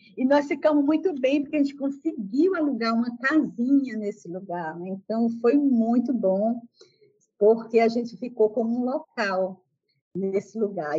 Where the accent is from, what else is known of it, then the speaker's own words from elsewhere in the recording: Juazeiro do Norte, Ceará, Brazil; moved away as an adult; also born or lived in Fortaleza; E eu sou da cidade do interior do Ceará, Juazeiro do Norte, é, saí dessa cidade com 17 anos para Fortaleza para estudar